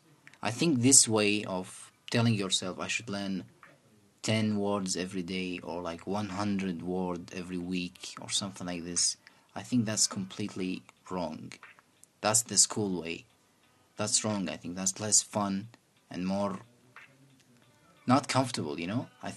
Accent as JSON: {"language": "English", "country": "Iraq", "first_language": "Arabic", "second_language": "English", "said": "Our native language is Arabic, again."}